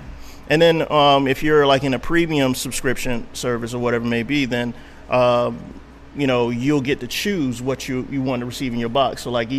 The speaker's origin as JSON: {"language": "English", "town": "Miami", "region": "Florida", "country": "United States", "said": "So I'm originally from Miami."}